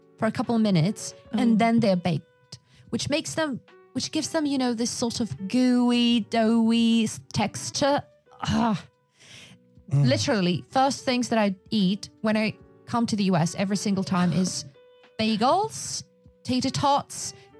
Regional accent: Yakutia, Sakha Republic, Russia; I'm from Yakutia, so I wouldn't call it Russian cuisine because there is specific Yakutian cuisine.

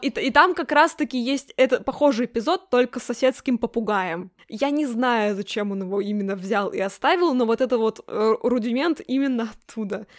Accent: the Urals, Russia; Я росла на Урале

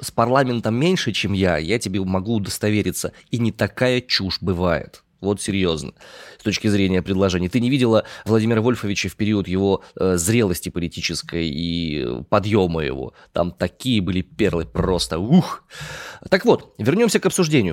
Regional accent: Omsk, Omsk Oblast, Russia; я родом из Омска

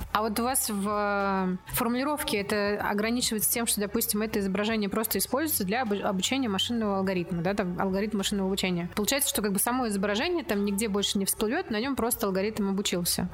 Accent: Mari El, Russia; Я из Мариэл

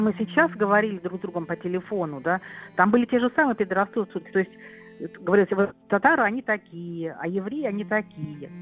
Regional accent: Kyrgyzstan; also born or lived in Rhineland, Germany; now in Germany; я вернулась в Кыргызстан

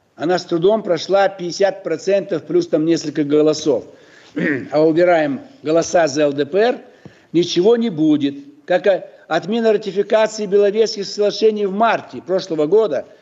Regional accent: Almaty, Kazakhstan; я родился в Алмате, далеко-далеко от Питера

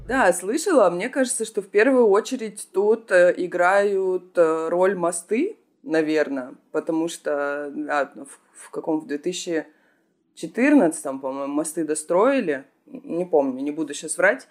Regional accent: Komsomolsk-on-Amur, Khabarovsk Krai, Russia; moved away as an adult; also born or lived in Vladivostok; Я не родилась во Владивостоке, я родилась как раз-таки рядом, в Хабаровском крае

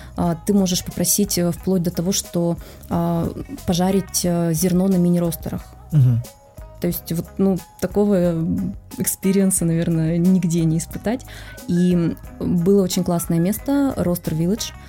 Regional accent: Russia; мы из России

